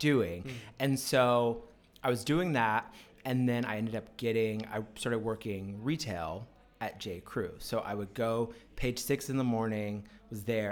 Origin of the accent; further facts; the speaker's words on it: Richmond, Virginia, United States; moved away as an adult; also born or lived in Washington, D.C. / New York; now in Sydney, Australia; I'm from Virginia, Richmond, Virginia